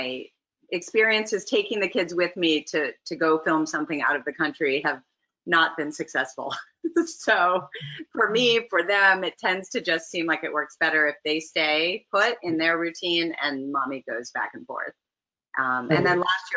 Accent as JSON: {"language": "English", "region": "Florida", "country": "United States", "tie": "born or raised there", "also_born_or_lived": "Toronto, Canada", "moved": "as an adult", "lives_now": "Los Angeles, United States", "said": "I'm from Toronto originally. I grew up in Florida."}